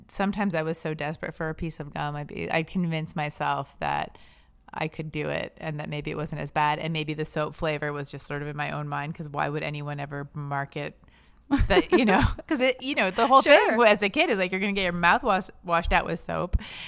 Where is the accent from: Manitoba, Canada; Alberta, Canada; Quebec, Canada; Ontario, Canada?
Quebec, Canada; But I know I'm from the French part of Canada, which is why I'm hot. You can't see me on this podcast, but you know, I come from the good looking part of Canada, Quebec.